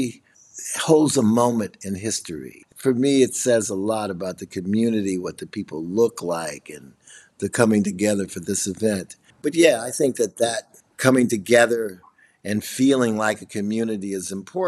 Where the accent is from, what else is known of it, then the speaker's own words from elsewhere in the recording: Chicago, Illinois, United States; I'm from Chicago, and I'm a multimedia artist